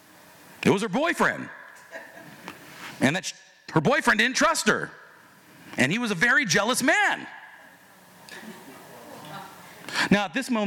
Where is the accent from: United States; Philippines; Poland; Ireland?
Philippines; She goes, oh, and so I'm Filipino. That was one of the things we connected with. I'm Filipino. She's Filipino.